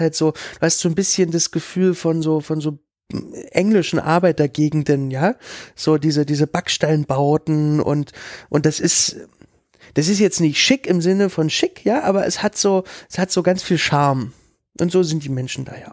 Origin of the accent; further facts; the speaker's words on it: Berlin, Germany; ich komme ja aus Lichtenberg